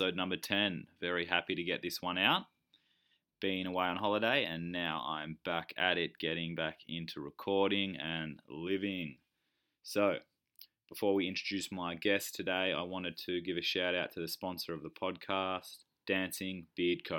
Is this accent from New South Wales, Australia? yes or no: yes; Nimbin, New South Wales, Australia; Grew up with him near Nimbin, my hometown.